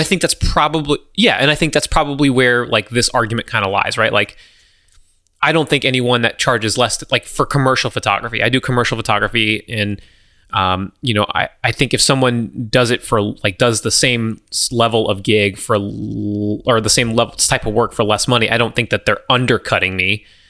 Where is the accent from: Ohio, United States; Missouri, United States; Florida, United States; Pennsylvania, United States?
Florida, United States; Southwest; moved away; I grew up in Southwest Florida